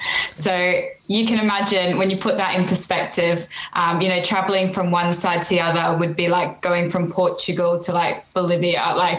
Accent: North Queensland, Australia; moved away as an adult; now in United Kingdom; So I'm from the North Queensland. So if those of you that don't know Australia very well, if you imagine the shape of Australia, it's the pointy bit up in the top right corner of Australia is where I'm from.

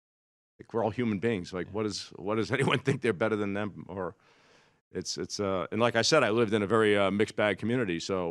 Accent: Brighton, Massachusetts, United States; I grew up in Brighton, Mass., which is a suburb of Boston, which is now the high-rent district.

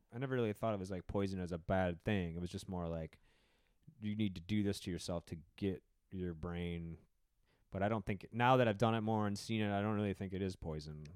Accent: Wisconsin, United States; I grew up in Wisconsin where the drinking culture was very strong

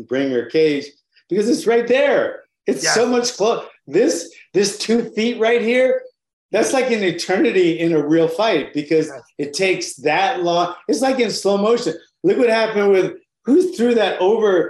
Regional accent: Honolulu, Hawaii, United States; I got started in Honolulu, Hawaii. I'm from Honolulu, Hawaii.

